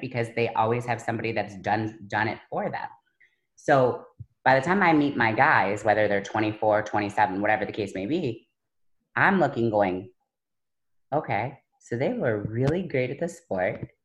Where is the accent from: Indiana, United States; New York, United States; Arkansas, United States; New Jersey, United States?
New York, United States; Buffalo; I'm from Buffalo